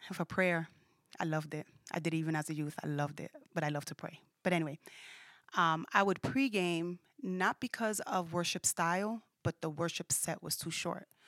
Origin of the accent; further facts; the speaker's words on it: New York City, New York, United States; when I was raised in Brooklyn, where I was raised at in Brooklyn